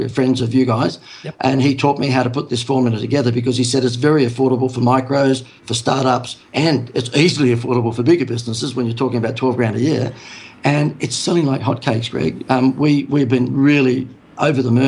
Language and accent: English; Sydney, New South Wales, Australia; moved away as an adult; now in Gold Coast, Australia; I live on the Gold Coast. I'm a Sydney person, so I'm born and bred in Sydney